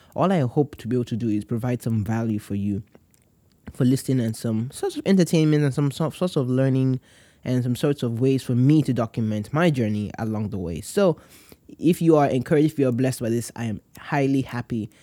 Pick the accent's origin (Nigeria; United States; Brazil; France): Nigeria; I am from Nigeria